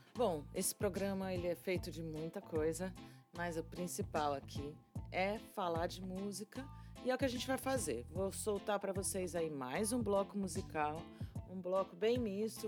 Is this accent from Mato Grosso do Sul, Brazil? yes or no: no; São Carlos, São Paulo, Brazil; moved away as an adult; also born or lived in Londrina, Paraná; São Carlos, no interior de São Paulo, minha terra natal